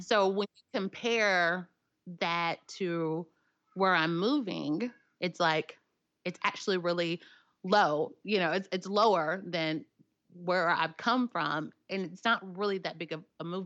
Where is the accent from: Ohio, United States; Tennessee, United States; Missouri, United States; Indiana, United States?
Tennessee, United States; Nashville; accent: southern; I'm from Nashville, Tennessee